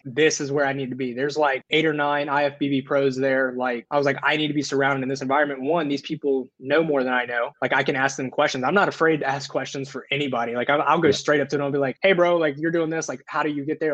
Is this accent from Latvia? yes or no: no; the South, United States; I grew up in the South